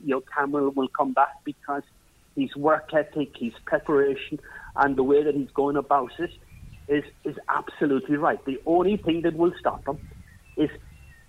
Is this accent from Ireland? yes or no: yes; Ireland; now in North East England, United Kingdom; as an Irish person